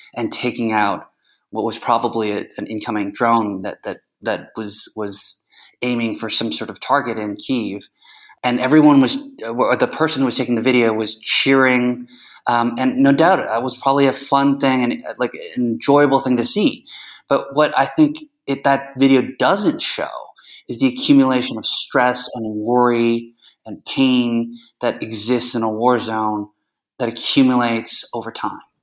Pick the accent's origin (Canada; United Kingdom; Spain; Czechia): Canada; also born or lived in United States; now in Kyiv, Ukraine; I grew up in Canada, so as a Canadian American, as uh, emphasis on Canadian